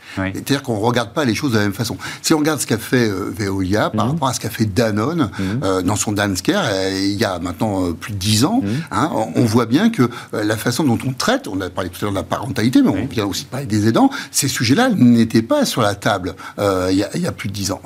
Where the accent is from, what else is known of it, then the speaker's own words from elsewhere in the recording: France; nous-mêmes, en tant que Français